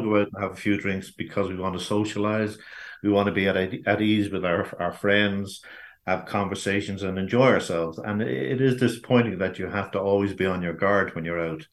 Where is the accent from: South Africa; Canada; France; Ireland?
Ireland; we are as an Irish nation